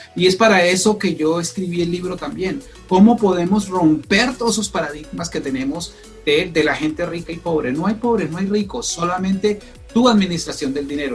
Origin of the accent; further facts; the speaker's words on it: Colombia; moved away as an adult; now in United States; soy colombiano, soy colombiano